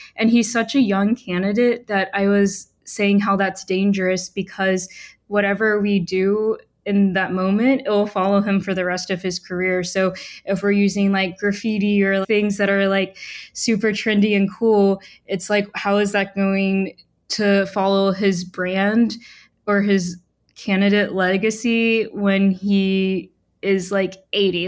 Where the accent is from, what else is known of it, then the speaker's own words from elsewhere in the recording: Huntsville, Alabama, United States; moved away as an adult; also born or lived in Portland, Oregon; I grew up in Huntsville, Alabama.